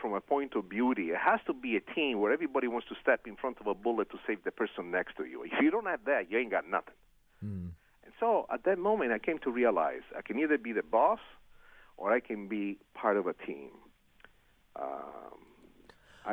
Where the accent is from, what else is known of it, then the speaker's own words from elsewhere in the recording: Italy; first language Italian; English is a second language; moved away; my original language, Italian